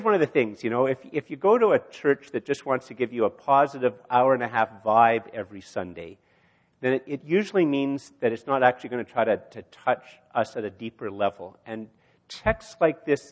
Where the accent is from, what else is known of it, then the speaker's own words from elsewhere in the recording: Canada; I'm a Canadian, I breathe Canadian air